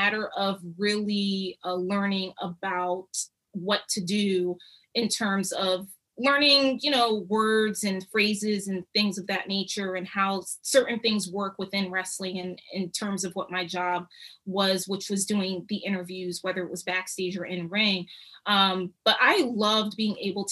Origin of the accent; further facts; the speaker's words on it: Philadelphia, Pennsylvania, United States; also born or lived in United Kingdom; I grew up in Philly